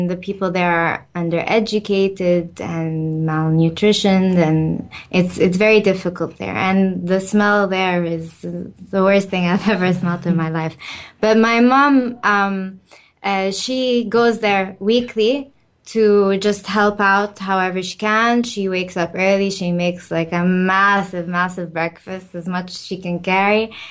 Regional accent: Cairo, Cairo Governorate, Egypt; moved away; so I'm from Egypt. My family is Egyptian. Uh, I've lived there most of my life, and in Cairo, where I lived

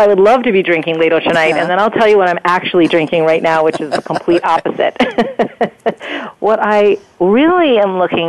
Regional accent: United States

